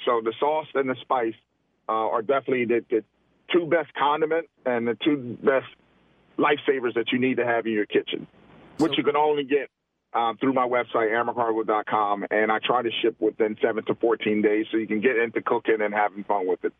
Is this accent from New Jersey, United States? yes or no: yes; Camden, New Jersey, United States; moved away; Camden, New Jersey, my hometown